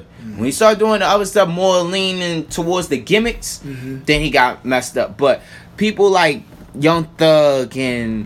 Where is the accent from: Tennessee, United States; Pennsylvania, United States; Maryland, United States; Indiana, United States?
Maryland, United States; Baltimore County; I grew up in the county.